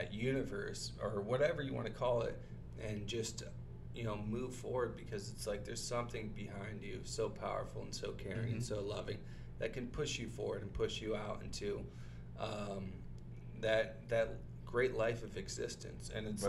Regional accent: Toledo, Ohio, United States; now in Los Angeles, United States; So I'm from Toledo, Ohio

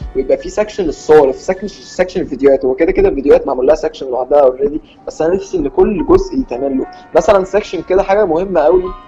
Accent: Egypt; احنا كشعب مصري

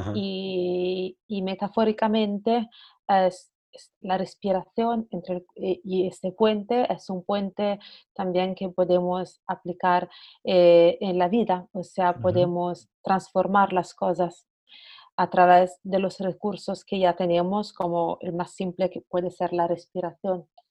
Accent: Italy; accent: Italian; Spanish is a second language; moved away as an adult; also born or lived in Barcelona, Spain; soy italiana, bueno, como podéis probablemente escuchar de mi acento

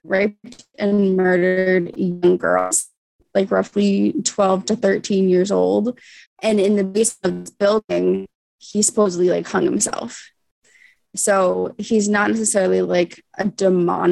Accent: Central Pennsylvania, United States; I'm from Central Pennsylvania

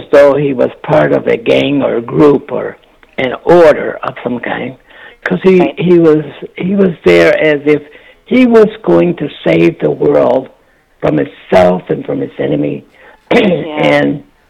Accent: United States

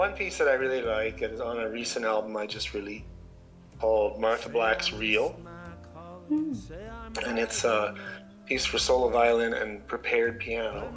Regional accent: Ontario, Canada; moved away as an adult; now in Whitehorse, Canada; I grew up in Ontario

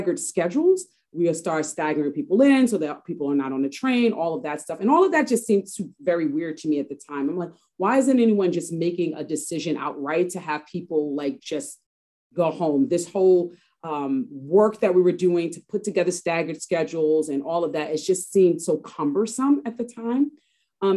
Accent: New York, United States; I am from Harlem, born and raised native New Yorker, and I'm still in Harlem

